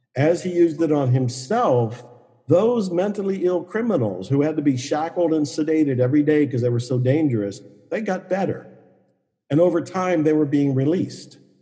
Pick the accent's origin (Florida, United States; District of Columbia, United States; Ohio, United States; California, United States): Ohio, United States; moved away as an adult; also born or lived in Dallas, Texas; I was born and raised on Italian food up in Ohio